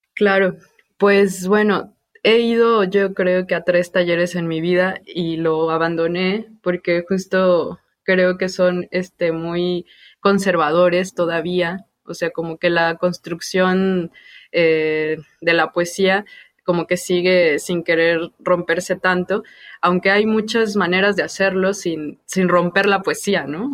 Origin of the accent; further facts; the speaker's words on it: Mexico City, Mexico; yo crecí en Santa Úrsula Cuapa, bueno, en el barrio de La Ruiz y después en la colonia vecina.